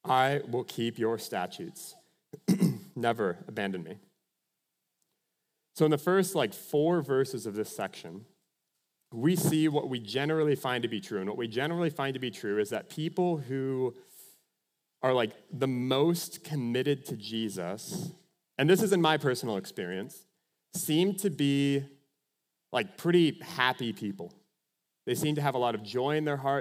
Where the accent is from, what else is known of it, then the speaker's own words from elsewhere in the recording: Minnesota, United States; I'm from Minnesota